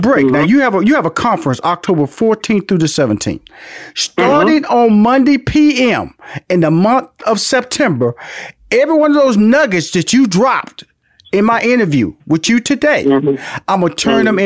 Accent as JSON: {"language": "English", "town": "Houston", "region": "Texas", "country": "United States", "tie": "born or raised there", "said": "my hometown of Houston, Texas"}